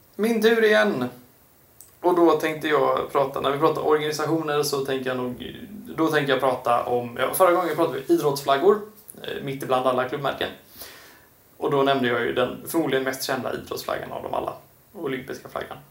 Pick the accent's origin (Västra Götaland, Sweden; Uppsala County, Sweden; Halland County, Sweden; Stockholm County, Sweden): Halland County, Sweden; Kungsbacka; kommunen jag eh, är eh, född och till och med, eller så är min uppväxt i, Kungsbacka kommun